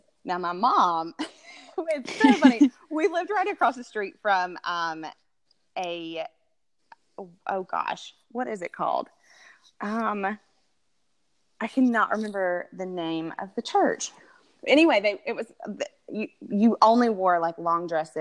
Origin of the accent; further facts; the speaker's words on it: Tuscaloosa, Alabama, United States; moved away as an adult; now in Atlanta, United States; I'm originally from Alabama, so you can hear it probably in the voice, but, it was in Tuscaloosa, Alabama